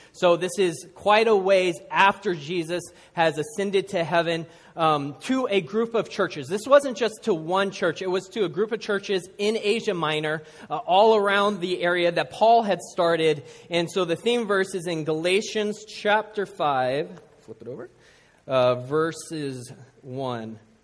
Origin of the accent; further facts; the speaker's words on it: Seattle, Washington, United States; I grew up in Seattle